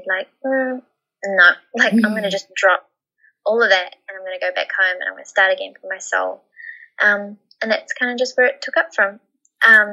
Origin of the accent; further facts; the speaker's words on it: New Zealand; moved away as an adult; now in Australia; by 18, I moved from New Zealand to Australia with my partner